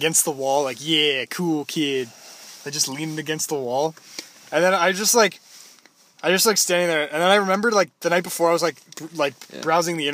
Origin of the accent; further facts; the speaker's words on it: Toronto, Ontario, Canada; I'm from Toronto, too.